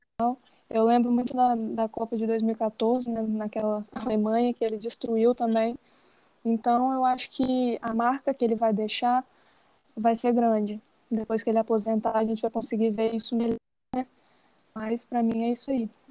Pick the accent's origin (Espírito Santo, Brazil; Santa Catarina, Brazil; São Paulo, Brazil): Espírito Santo, Brazil; sou capixaba